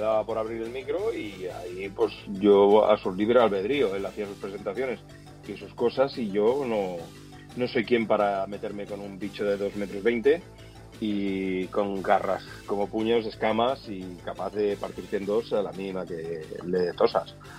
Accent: Flix, Catalonia, Spain; moved away as an adult; also born or lived in Sitges; soy de Flix, eh, sí que nací en Sitges, porque la familia de mi madre pues, era de Sitges

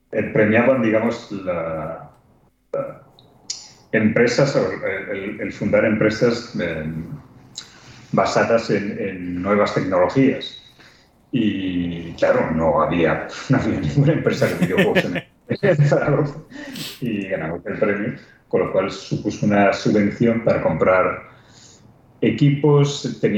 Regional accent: Spain; increíblemente, siendo españoles.

